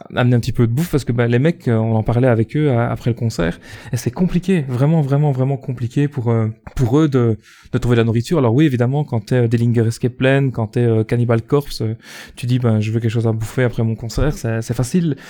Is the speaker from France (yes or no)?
no; Belgium; accent: Belgian; je suis belge